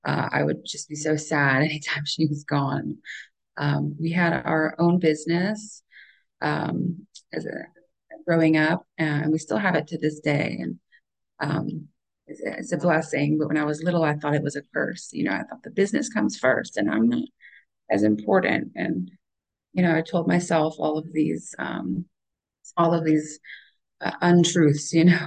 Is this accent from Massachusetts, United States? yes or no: no; Oklahoma, United States; born there; We moved around a lot when I was young. I was born in Oklahoma